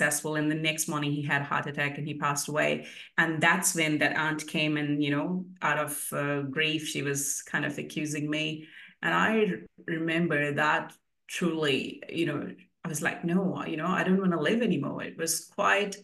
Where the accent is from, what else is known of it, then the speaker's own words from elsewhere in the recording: India; moved away as an adult; also born or lived in New Zealand; now in Queensland, Australia; I moved to New Zealand in 2008 from India.